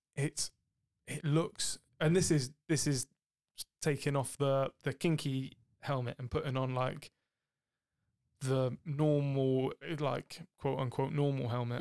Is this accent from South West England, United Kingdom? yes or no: yes; Cornwall, South West England, United Kingdom; I'm from Cornwall